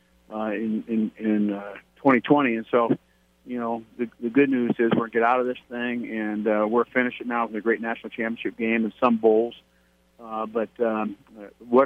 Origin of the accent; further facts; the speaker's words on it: Ohio, United States; And I grew up in Ohio, and I was at Kent State University.